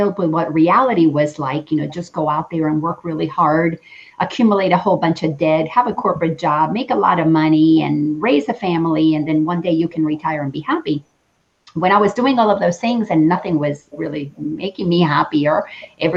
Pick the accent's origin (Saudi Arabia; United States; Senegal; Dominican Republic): Dominican Republic; I grew up in the Dominican Republic, and I grew up Catholic.